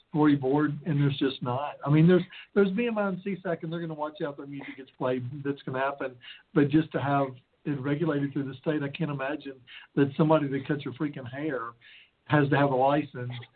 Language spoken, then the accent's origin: English; the South, United States; I come from the South